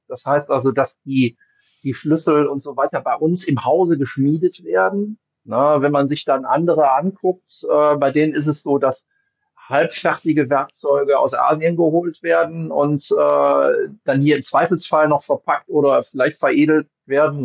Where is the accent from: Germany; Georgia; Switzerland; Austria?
Germany; Wuppertal, North Rhine-Westphalia; ich komme aus dem Bergischen Land, ne, also ich bin aus Wuppertal